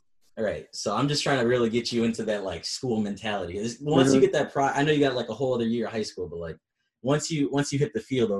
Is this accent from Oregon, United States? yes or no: no; Chicago, Illinois, United States; moved away as an adult; now in Mount Pleasant, United States; I'm from Chicago